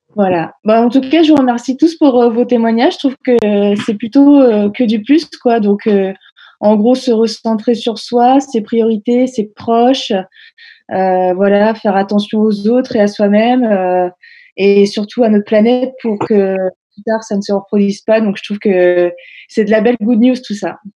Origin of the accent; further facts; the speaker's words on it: Honfleur, Normandy, France; moved away; je suis retournée dans ma ville natale, à Honfleur